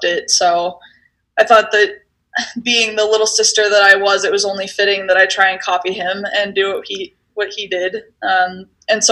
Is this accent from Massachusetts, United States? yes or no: no; Steamboat Springs, Colorado, United States; I grew up in Steamboat Springs, and so it was kind of a natural progression for us Coloradans